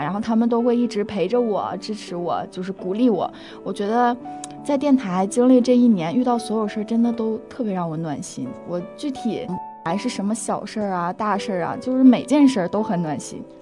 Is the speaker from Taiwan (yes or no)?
no; Liaoning, China; moved away as an adult; now in Harbin, China; 我是辽宁人，其实我家那边儿是有方言的